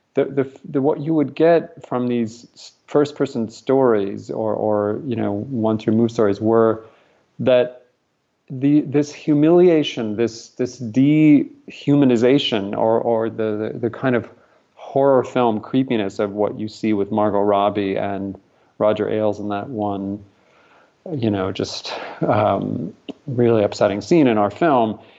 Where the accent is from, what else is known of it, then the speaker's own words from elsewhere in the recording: Albuquerque, New Mexico, United States; we grew up in a in Albuquerque, New Mexico